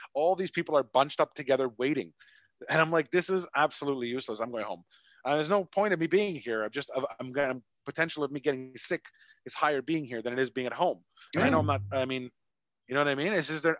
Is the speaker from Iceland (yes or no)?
no; Canada; now in Vietnam